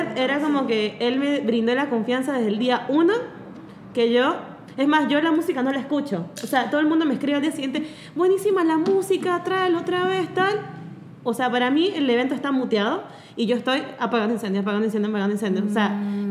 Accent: Venezuela; moved away; soy venezolana

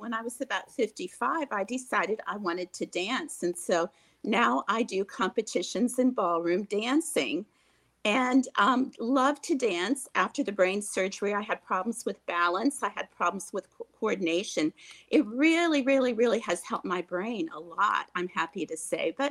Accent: Ohio, United States; as the little girl, I grew up in Ohio. I grew up in a rural area

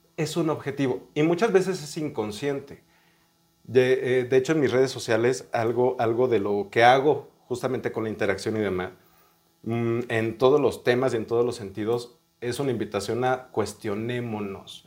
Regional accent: León, Guanajuato, Mexico; now in Mexico City, Mexico; yo nací aquí en la Ciudad de México, pero crecí en León, Guanajuato.

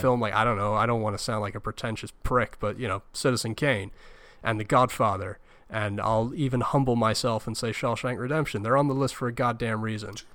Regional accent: United Kingdom; being British

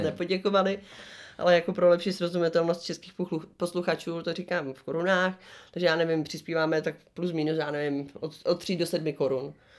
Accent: Czechia

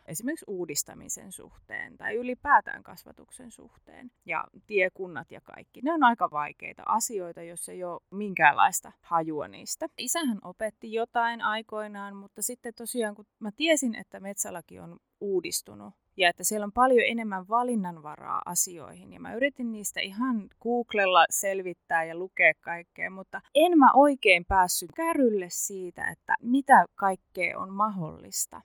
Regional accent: Central Ostrobothnia, Finland; born or raised there; now in Southern Finland, Finland

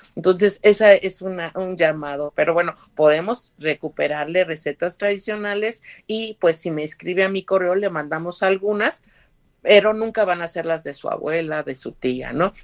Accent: Puebla, Mexico; tanto mexicana como poblana

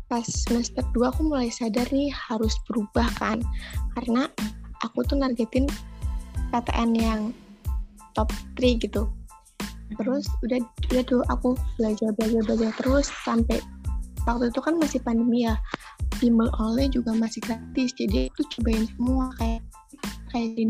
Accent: Tegal, Central Java, Indonesia; asal aku dari Tegal, Jawa Tengah.

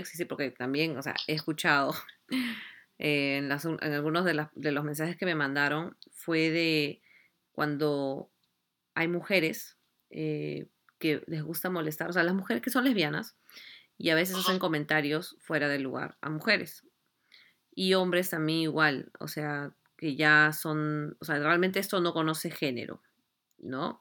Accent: Lima, Peru; nosotros somos de Lima

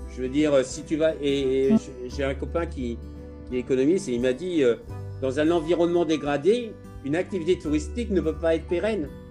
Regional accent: Fontainebleau, Île-de-France, France; moved away as an adult; also born or lived in Bora Bora / Maldives / Indonesia / Thailand; je viens de Fontainebleau. J'ai eu une enfance et une éducation très proche de la nature

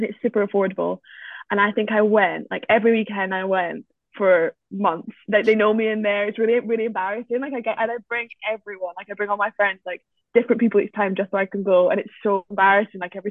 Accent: Scotland, United Kingdom; I am actually Scottish

